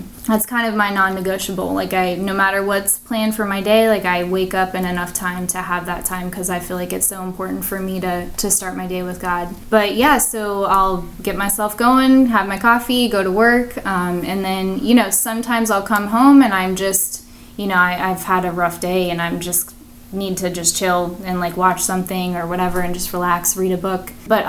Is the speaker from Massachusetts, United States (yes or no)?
yes; Massachusetts, United States; also born or lived in New Hampshire; Like, I grew up in Massachusetts and New Hampshire, but you come down here and it's just you adjust to the Florida weather and it's just like no more.